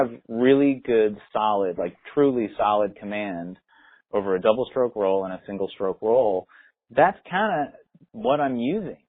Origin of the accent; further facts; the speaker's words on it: Connecticut, United States; also born or lived in San Francisco, California; grew up my whole life basically where I live now. I bought a house, a town, one town away from where I grew up uh, in Connecticut